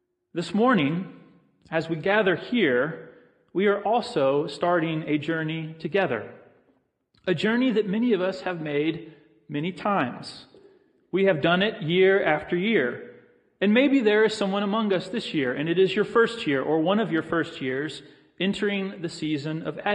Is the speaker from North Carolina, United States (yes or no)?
no; Texas, United States; also born or lived in Florida; I grew up in Texas and Florida